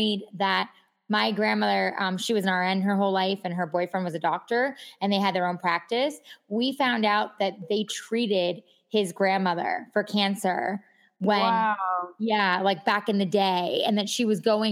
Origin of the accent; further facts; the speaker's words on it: New York, United States; we're both from New York